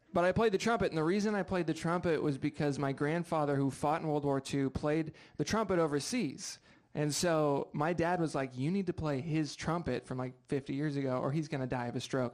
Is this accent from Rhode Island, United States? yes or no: yes; Rhode Island, United States; now in Seattle, United States; I'm from uh, Rhode Island